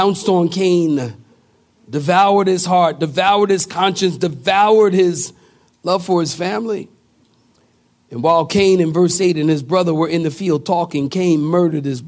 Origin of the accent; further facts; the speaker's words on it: Philadelphia, Pennsylvania, United States; moved away; also born or lived in California; I come from Philadelphia